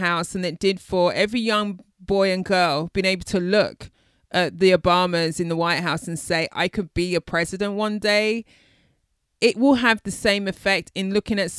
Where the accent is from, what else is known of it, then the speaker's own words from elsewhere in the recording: United Kingdom; I'm a Brit.